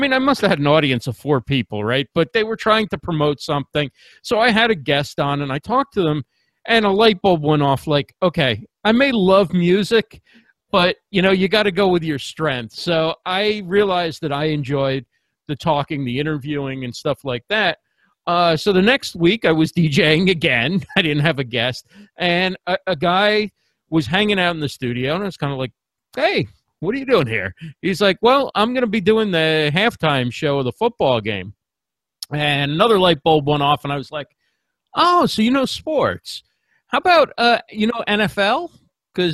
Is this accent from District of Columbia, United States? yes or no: no; New Jersey, United States; also born or lived in New York City; So born in New York City, grew up in New Jersey.